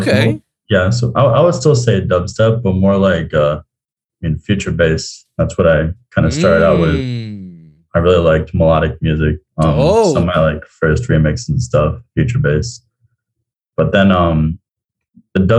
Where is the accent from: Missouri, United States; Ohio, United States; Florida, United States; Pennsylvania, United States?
Florida, United States; South; also born or lived in Tallahassee; I am originally from South Florida, but I went to school in Tallahassee